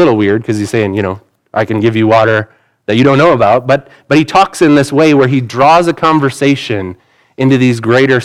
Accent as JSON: {"language": "English", "country": "United States", "said": "Most of us aren't fluent in other languages because we're American"}